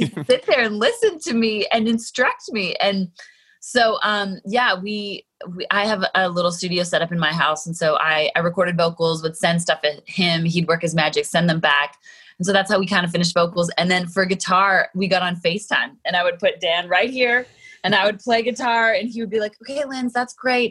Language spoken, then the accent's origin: English; Calgary, Alberta, Canada; moved away; I was born and raised in mm. Calgary